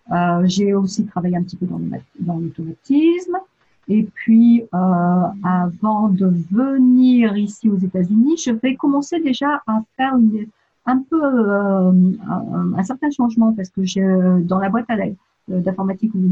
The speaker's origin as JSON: {"language": "French", "town": "Annecy", "region": "Auvergne-Rhône-Alpes", "country": "France", "lives_now": "United States", "said": "Et euh, donc, je viens de France. Et en fait, euh, la dernière ville avant de venir ici, c'était Annecy"}